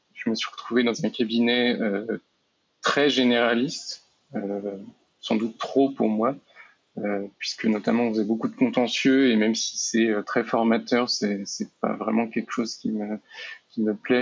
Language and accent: French; Nantes, Pays de la Loire, France; moved away as an adult; now in Rennes, France; je suis originaire de Nantes, euh, mais j'habite euh, actuellement à Rennes